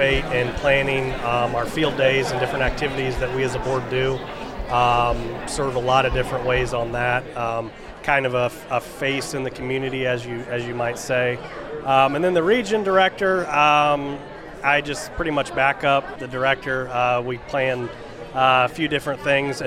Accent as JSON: {"language": "English", "area": "Huntington County", "region": "Indiana", "country": "United States", "said": "I'm from Huntington County"}